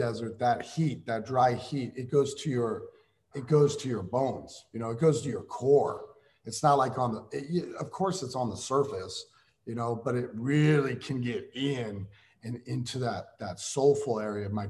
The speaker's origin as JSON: {"language": "English", "region": "Iowa", "country": "United States", "said": "we're from Iowa"}